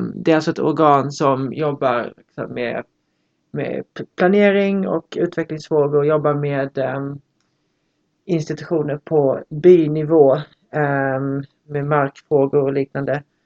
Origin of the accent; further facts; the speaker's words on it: Lund, Skåne, Sweden; jag kommer från Lund